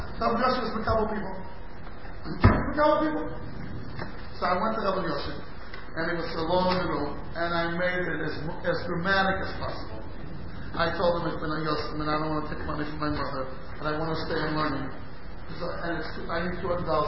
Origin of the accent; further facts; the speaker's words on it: St. Louis, Missouri, United States; moved away; I was born in St. Louis in the end of the 50s